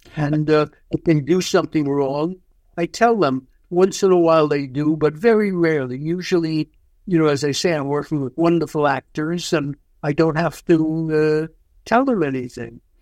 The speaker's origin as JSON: {"language": "English", "region": "New York", "country": "United States", "tie": "born or raised there", "said": "I grew up in New York. I've lived my whole life in New York, so of course it's home to me"}